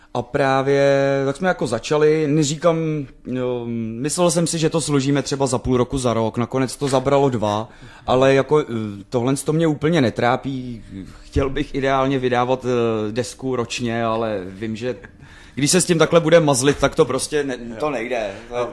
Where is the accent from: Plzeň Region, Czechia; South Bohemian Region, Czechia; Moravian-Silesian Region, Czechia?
Plzeň Region, Czechia; Plzeň; pro nás doma v Plzni